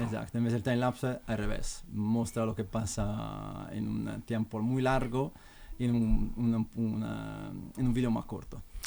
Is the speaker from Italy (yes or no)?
yes; Italy; Spanish is a second language; now in Madrid, Spain; yo soy italiano